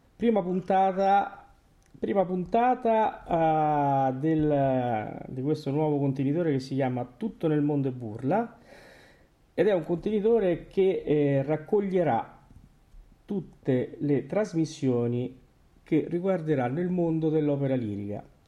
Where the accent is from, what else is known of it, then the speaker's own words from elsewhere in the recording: Terni, Umbria, Italy; quando siamo andati a vedere l'opera a Terni al Teatro Verdi quando veniva il Battistini e, e seguivamo tutto quello poco che c'era nella nostra città